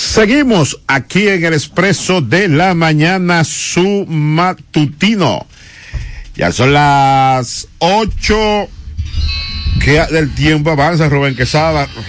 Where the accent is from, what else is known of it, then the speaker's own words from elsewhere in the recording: Dominican Republic; somos nosotros los dominicanos